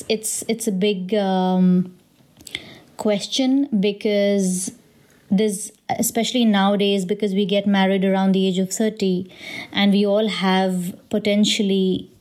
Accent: India; being from an Indian family

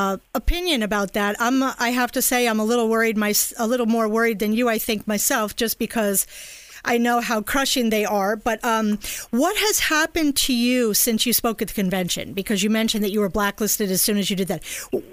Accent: Miami, Florida, United States; and I'm from Miami

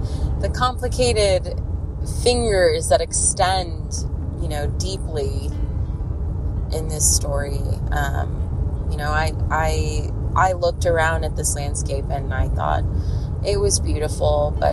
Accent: Southern California, United States; now in Northern California, United States; I'm originally from SoCal. That's where my family is.

